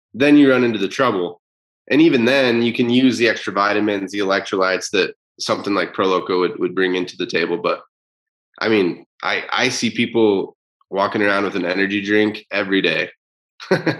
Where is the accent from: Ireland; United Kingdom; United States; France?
United States; Utah; I'm from Utah